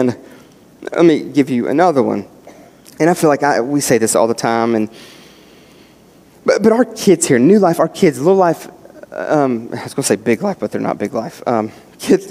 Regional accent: West Virginia, United States; moved away; me growing up in West Virginia

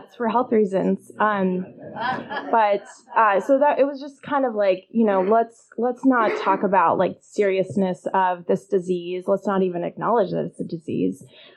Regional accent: Illinois, United States; I grew up in Illinois

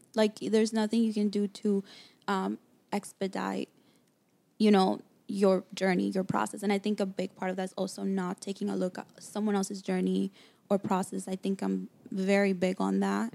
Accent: New York City, New York, United States; moved away as an adult; also born or lived in Dominican Republic; now in Los Angeles, United States; I grew up in New York. Mm-hmm. Um, Queens, New York, to Dominican parents

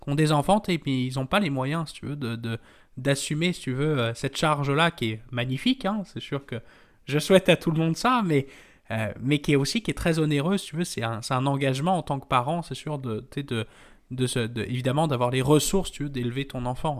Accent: France; je parle en tant que Français

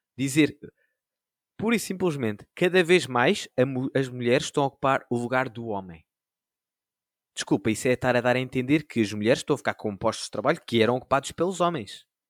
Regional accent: Sintra, Lisbon, Portugal; sou de Sintra

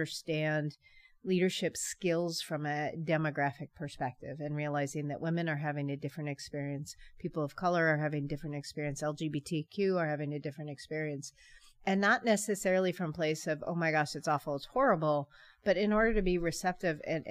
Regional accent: San Francisco, California, United States; now in Paw Paw, United States; I hail from San Francisco Bay Area, born and raised California.

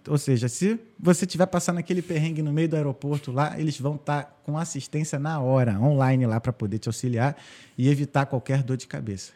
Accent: Rio de Janeiro, Brazil; moved away as an adult; also born or lived in United States; eu sou do Rio de Janeiro

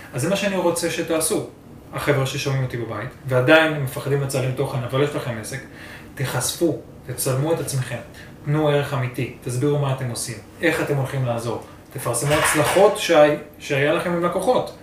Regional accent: Israel; בתור ישראלי

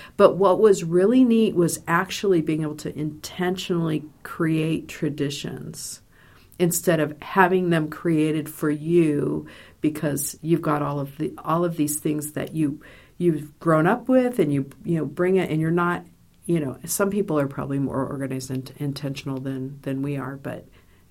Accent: Los Angeles, California, United States; moved away as an adult; now in Indiana, United States; I grew up in Los Angeles

